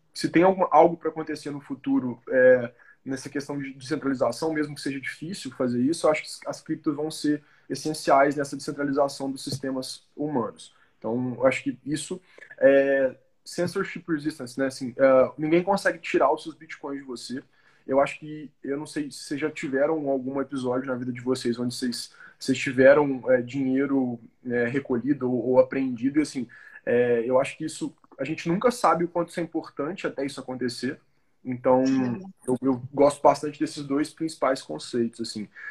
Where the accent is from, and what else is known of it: Brazil